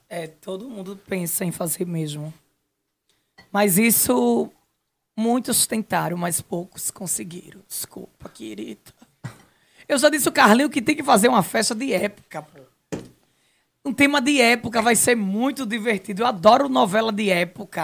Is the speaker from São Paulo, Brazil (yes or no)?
no; Nazaré da Mata, Pernambuco, Brazil; de onde eu sou, a minha naturalidade Nazaré da Mata